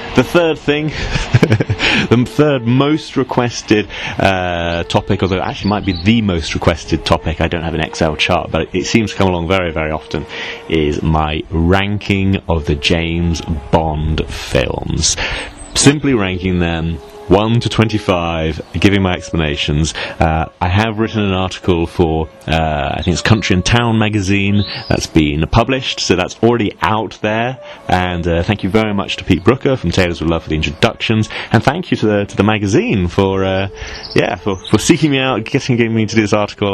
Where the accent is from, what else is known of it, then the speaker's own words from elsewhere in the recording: Northern Cyprus, Cyprus; growing up in Turkish Cyprus